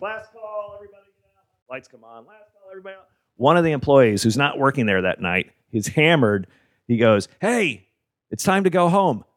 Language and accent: English; Memphis, Tennessee, United States; I'm from Memphis